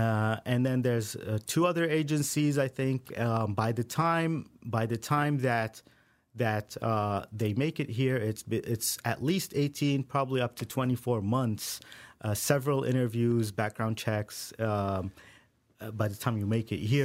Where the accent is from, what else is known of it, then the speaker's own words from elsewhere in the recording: Saudi Arabia; moved away; I grew up in Saudi Arabia